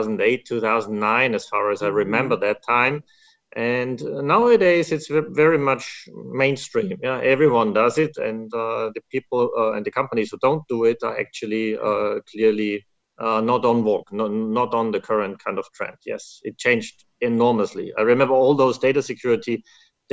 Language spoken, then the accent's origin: English; Graz, Styria, Austria; moved away as an adult; now in Nuremberg, Germany; I'm from Graz, Austria, originally.